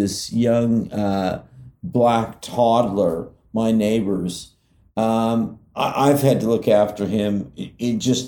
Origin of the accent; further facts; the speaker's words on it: California, United States; growing up in California